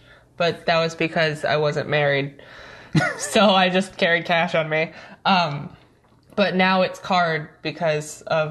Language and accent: English; St. Louis, Missouri, United States; St. Louis.